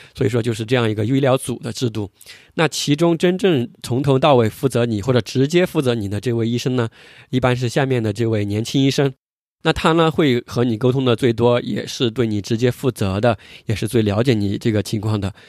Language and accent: Chinese; China; 我们作为中国人